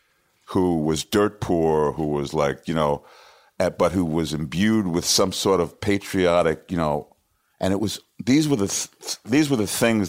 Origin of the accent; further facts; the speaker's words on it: New York City, New York, United States; I am from Washington Heights.